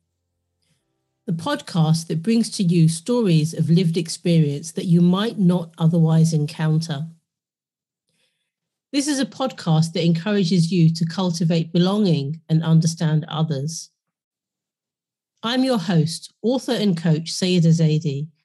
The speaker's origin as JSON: {"language": "English", "region": "London", "country": "United Kingdom", "tie": "born or raised there", "said": "I was born and raised in London"}